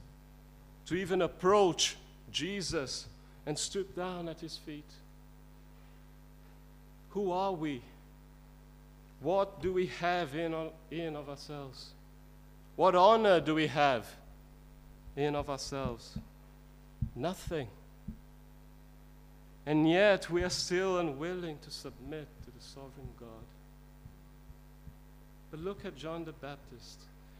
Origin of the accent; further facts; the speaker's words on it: India; I was brought up in India, and in the Indian culture